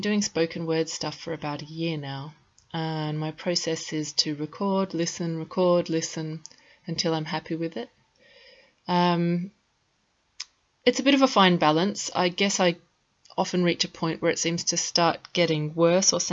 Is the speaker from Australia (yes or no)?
yes; Australia; moved away as an adult; also born or lived in London; now in Switzerland; I moved from Australia to London and was there for about 7 years, and then about 4 years ago I relocated